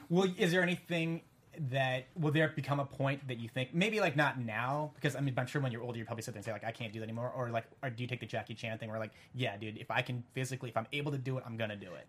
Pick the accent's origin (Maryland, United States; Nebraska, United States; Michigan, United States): Nebraska, United States; Lincoln; I'm from Lincoln, Nebraska, so that place is 99.9 percent white